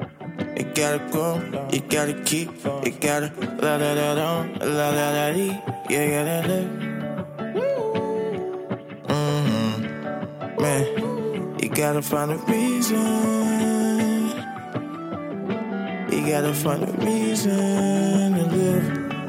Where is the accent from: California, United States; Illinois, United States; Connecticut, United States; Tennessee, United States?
Illinois, United States; Chicago; Yeah, you know I do, babe. You know I'm from Chicago. You know I blow.